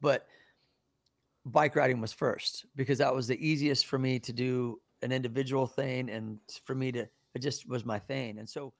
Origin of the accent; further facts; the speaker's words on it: Midwest, United States; things were a lot different back then, especially growing up in the Midwest.